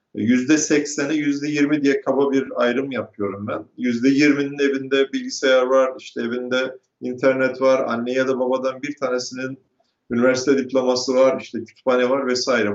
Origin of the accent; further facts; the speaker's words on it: Turkey; moved away as an adult; now in United States; doğup büyüdüğüm ülkeye ve yaşadığım ülkeye